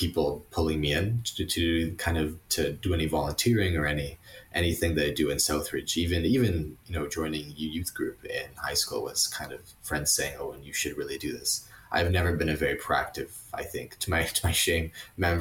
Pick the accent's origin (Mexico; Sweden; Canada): Canada; Vineland, Ontario; also born or lived in Grimsby, Ontario; I was born and raised in Niagara. I lived in Grimsby, then Vineland, my whole life.